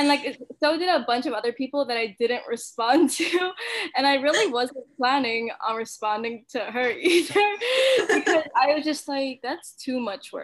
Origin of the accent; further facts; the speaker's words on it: Mililani, Hawaii, United States; also born or lived in Utah; I grew up in Milani in Oahu.